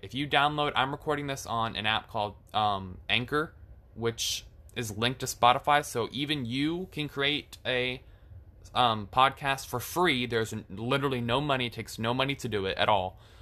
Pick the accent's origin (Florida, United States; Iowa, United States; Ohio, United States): Florida, United States; I am from Florida. So I've lived in Florida my entire life